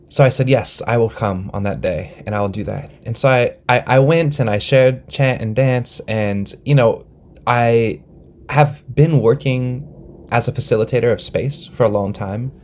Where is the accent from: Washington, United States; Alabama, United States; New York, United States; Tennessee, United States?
Washington, United States; Snohomish, Swinomish and Duwamish territory; I was born and raised in Snohomish and Swinomish territory, and uh, also in Dobbs territory, Duwamish territory.